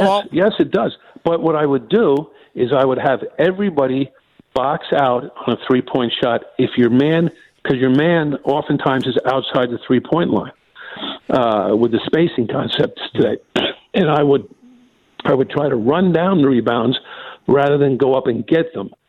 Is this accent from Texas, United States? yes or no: no; Rockland County, New York, United States; I grew up in Rockland County, New York, which is one county up from New York City